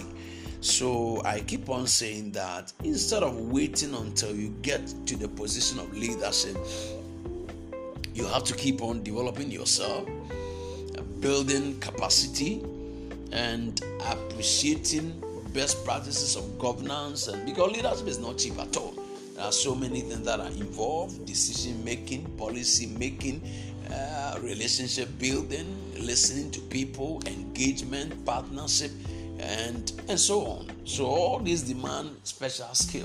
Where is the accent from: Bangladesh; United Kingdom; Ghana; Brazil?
Ghana; Ghana, my home country